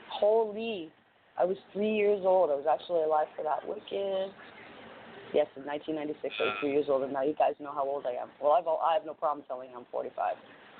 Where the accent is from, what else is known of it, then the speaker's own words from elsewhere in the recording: Canada; I'm a Canadian after all.